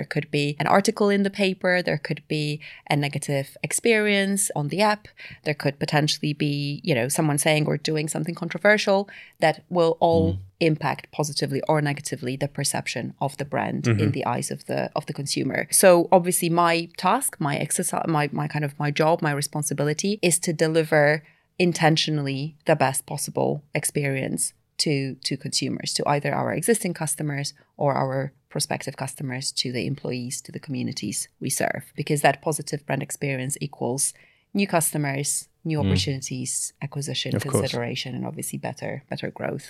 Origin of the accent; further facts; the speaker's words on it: Poland; now in London, United Kingdom; So I'm based in London, part of the global team. I've been in London for about 10 years, but I'm actually originally from Poland.